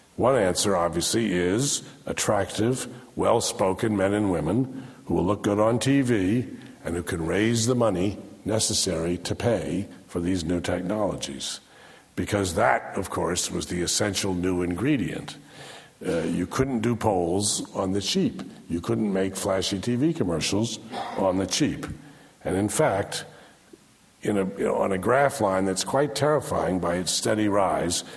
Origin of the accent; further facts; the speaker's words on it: Washington, District of Columbia, United States; my hometown, Washington, D.C.